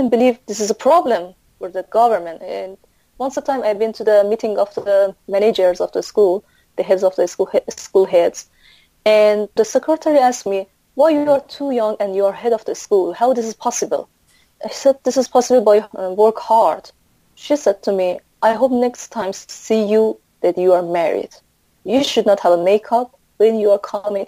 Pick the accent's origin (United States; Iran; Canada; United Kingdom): Iran; Mashhad, Razavi Khorasan; English is a second language; moved away as an adult; now in Philippines; I'm from Mashhad state